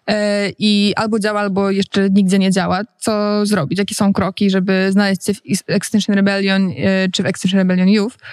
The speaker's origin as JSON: {"language": "Polish", "town": "Warsaw", "region": "Masovian Voivodeship", "country": "Poland", "said": "Okay, jestem z Warszawy"}